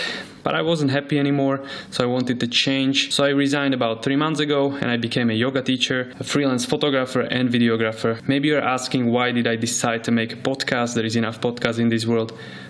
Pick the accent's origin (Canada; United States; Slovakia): Slovakia; now in Dubai, United Arab Emirates; I'm from Slovakia and I'm currently living in Dubai.